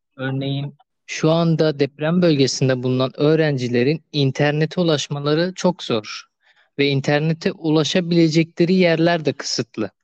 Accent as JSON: {"language": "Turkish", "region": "Adıyaman", "country": "Turkey", "tie": "born or raised there", "moved": "as an adult", "lives_now": "Adana, Turkey", "said": "memleketim olan Adıyaman'a geçtim"}